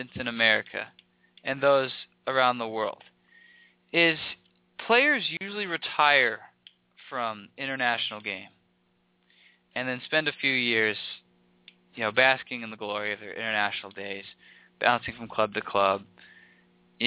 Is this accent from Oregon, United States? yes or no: no; Texas, United States; my home state of Texas